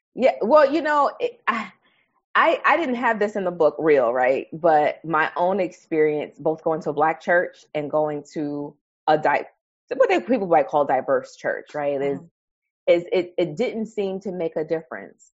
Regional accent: New York City, New York, United States; I grew up in Harlem, New York

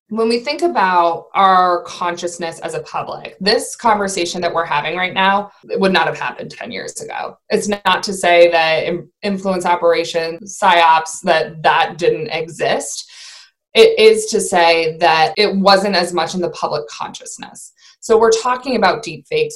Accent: Maine, United States; I'm from Maine

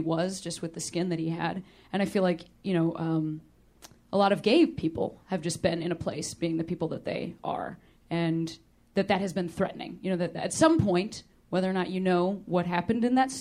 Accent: Chicago, Illinois, United States; now in Los Angeles, United States; I'm from Chicago

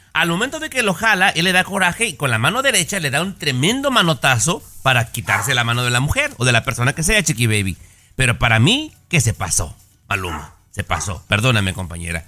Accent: Mexico; como mexicano

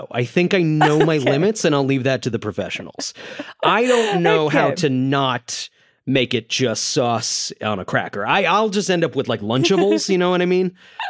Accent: Connecticut, United States; now in New York City, United States; And I'm from Connecticut, which is a pizza town. I then moved to a pizza town where I've lived for about a decade.

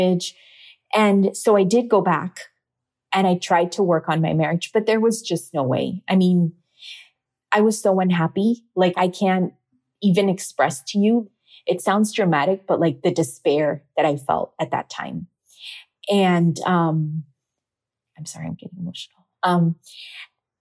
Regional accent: Miami, Florida, United States; My family's Cuban, so I was born in Miami, but my parents are Cuban

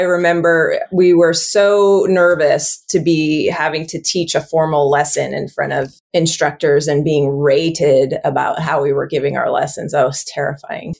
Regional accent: Kauai, Hawaii, United States; I grew up on Kauai

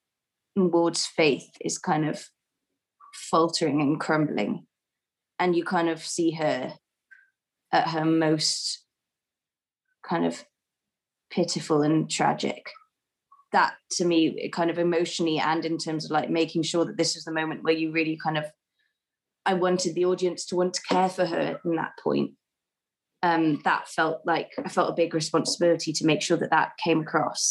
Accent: Wales, United Kingdom; accent: Welsh; I keep my own accent, and then Rose just heard me speaking Welsh on the phone to my sister

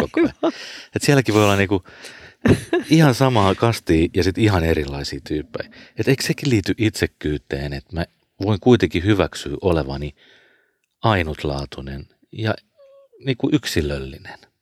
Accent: Porvoo, Uusimaa, Finland

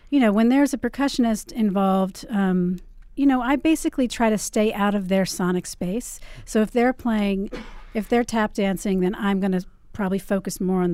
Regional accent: Maryland, United States; now in New York City, United States; I grew up in Maryland and spent a lot of time on the Potomac River.

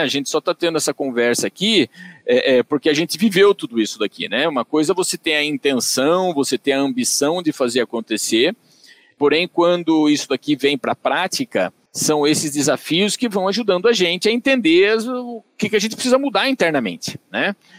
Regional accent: Tatuí, São Paulo, Brazil; accent: caipira; eu sou natural de Tatuí, eu vou comentar isso porque facilmente vocês vão identificar pelo meu sotaque meu sotaque é caipira

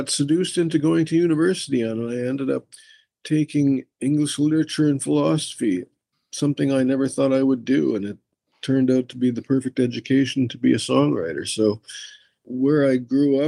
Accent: Winnipeg, Manitoba, Canada; I was born in Winnipeg, Manitoba.

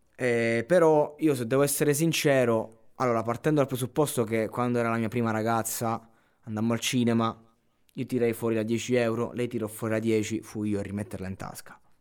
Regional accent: Abruzzo, Italy; sono cresciuto in Abruzzo

